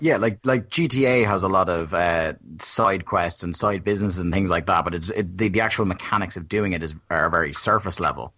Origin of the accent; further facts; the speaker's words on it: Ireland; growing up in Ireland